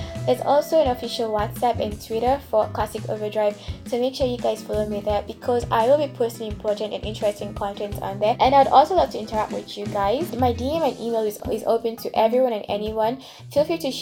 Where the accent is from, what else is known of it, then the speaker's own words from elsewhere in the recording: Nigeria; moved away as an adult; now in Kenya; I am a Nigerian currently living in Kenya